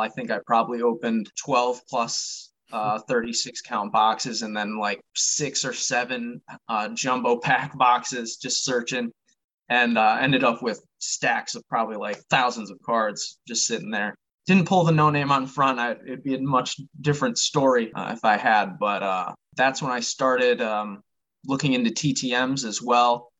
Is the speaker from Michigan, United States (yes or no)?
yes; Michigan, United States; I am from Michigan, that's where I was born and raised